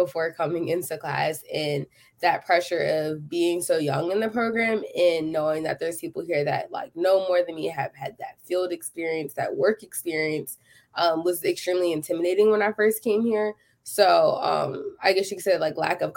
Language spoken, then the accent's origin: English; Philadelphia, Pennsylvania, United States; moved away as an adult; now in Texas, United States; I am from Philadelphia, Pennsylvania